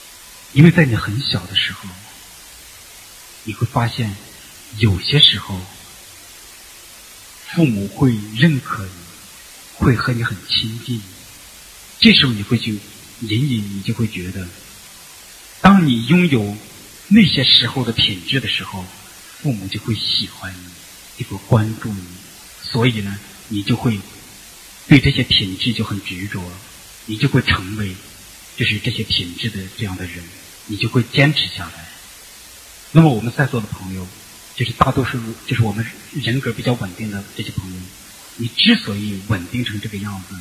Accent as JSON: {"language": "Chinese", "country": "China", "said": "就作为中国人，我们都知道，就是乖。听话。"}